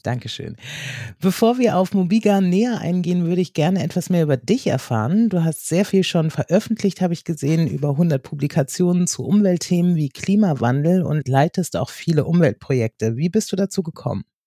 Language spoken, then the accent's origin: German; Northern Germany, Germany; Als Norddeutsche